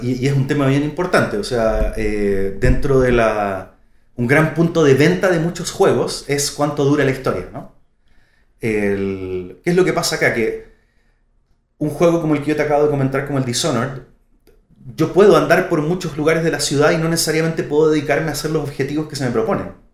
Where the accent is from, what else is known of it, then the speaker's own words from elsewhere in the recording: Santiago, Santiago Metropolitan Region, Chile; vengo de Santiago de Chile, soy de Santiago.